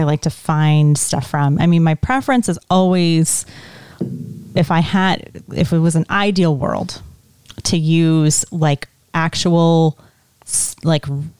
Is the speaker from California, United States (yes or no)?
no; Essex Junction, Vermont, United States; also born or lived in Detroit, Michigan / West Palm Beach, Florida; I grew up in Essex Junction, Vermont